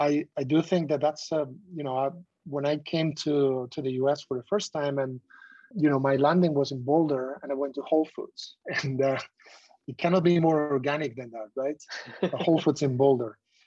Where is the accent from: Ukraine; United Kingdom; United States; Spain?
Spain; southwest Spain; I come from the Southwest Spain, where I used to go to the market, local market